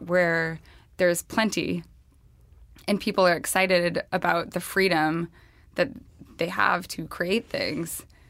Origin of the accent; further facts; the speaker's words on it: the West, United States; I'm from the West.